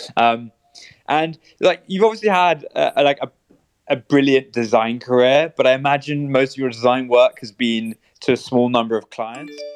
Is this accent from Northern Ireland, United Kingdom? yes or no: no; London, United Kingdom; we're all from London